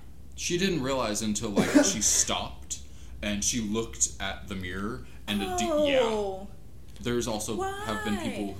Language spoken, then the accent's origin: English; Louisiana, United States; also born or lived in Mississippi; I'm from Louisiana